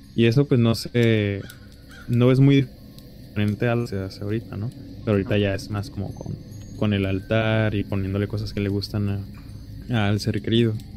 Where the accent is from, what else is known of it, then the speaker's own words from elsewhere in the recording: Mexico; nos distingue como mexicanos